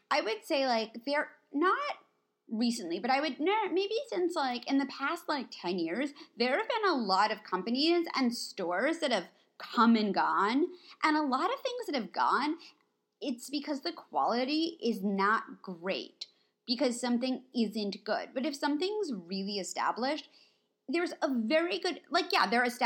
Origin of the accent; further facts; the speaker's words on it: East Coast, United States; It's I'm I'm like from the East Coast.